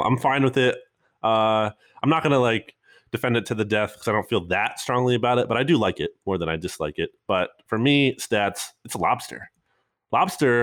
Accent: New Jersey, United States; moved away; I grew up in New Jersey a little bit

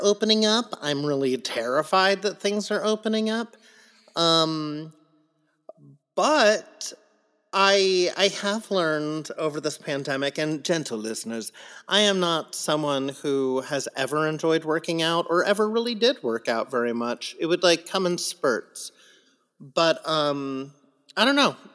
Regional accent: San Diego, California, United States; I grew up in San Diego

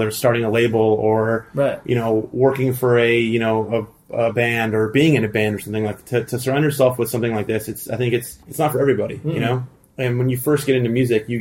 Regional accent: El Segundo, California, United States; also born or lived in Thousand Oaks, California; I was born in the South Bay, and then we had moved to the Valley. So I lived in Thousand Oaks.

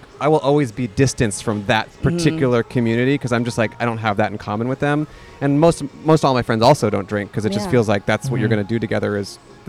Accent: California, United States; now in Los Angeles, United States; I'm originally from California.

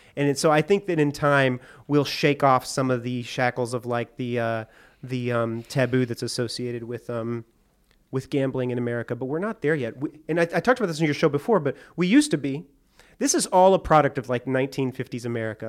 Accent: Hot Springs, Arkansas, United States; I grew up in Hot Springs, Arkansas

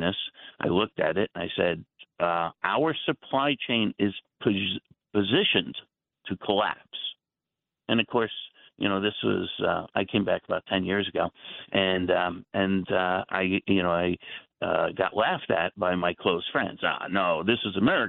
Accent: New Jersey, United States; I grew up in the New Jersey area

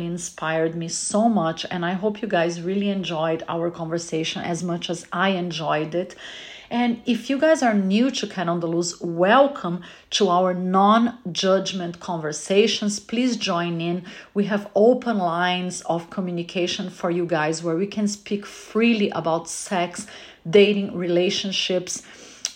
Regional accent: Brazil; now in Los Angeles, United States; I live in Los Angeles, but I was born in Brazil, and I am very proudly the top Brazilian Latin podcaster in the world today

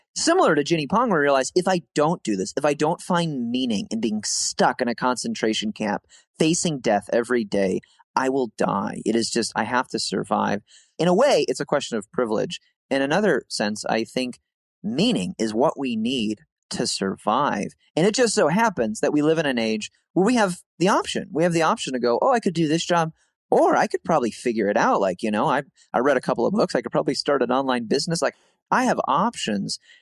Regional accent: Midwest, United States; we're from the Midwest

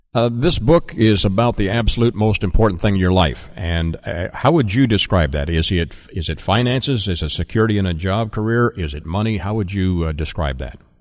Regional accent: Canada; I am a Canadian by heritage and birth

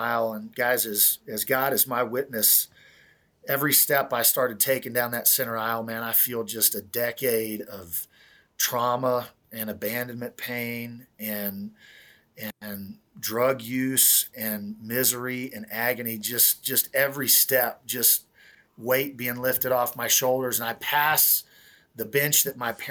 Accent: Kansas, United States; I make my way eventually back to Kansas. And the day before Thanksgiving in 2004, I'm in my hometown

